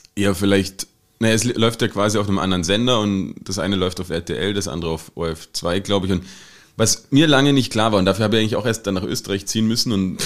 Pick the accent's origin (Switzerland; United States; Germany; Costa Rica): Germany; Saxony-Anhalt; now in Austria; in Deutschland, wo ich herkomme, aus dem schönen Sachsen-Anhalt